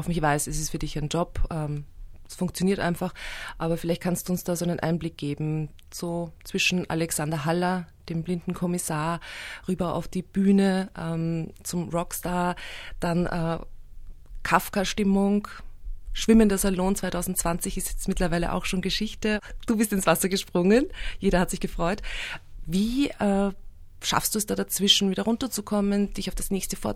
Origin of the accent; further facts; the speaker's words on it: Steyr, Upper Austria, Austria; now in Vienna, Austria; Ich bin ja in den 90er Jahren nach Wien gekommen. Also ich bin in Oberösterreich